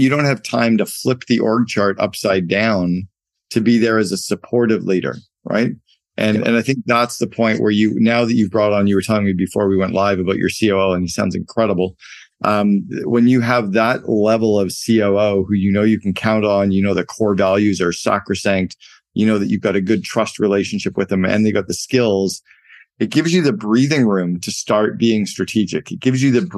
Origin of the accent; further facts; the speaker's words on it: Canada; I grew up in Canada and we played a lot of hockey